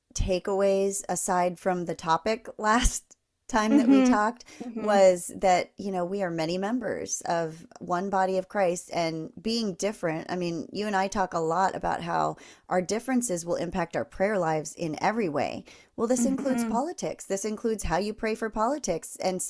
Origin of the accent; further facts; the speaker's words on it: East Coast, United States; I miss East Coast fall, just because I grew up on the East Coast, and it was so dramatic and so long and drawn out.